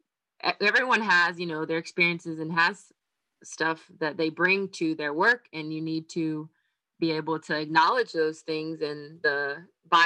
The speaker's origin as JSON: {"language": "English", "region": "North Carolina", "country": "United States", "moved": "as an adult", "lives_now": "Florida, United States", "said": "I'm from North Carolina. I've had North Carolina everything through all my states"}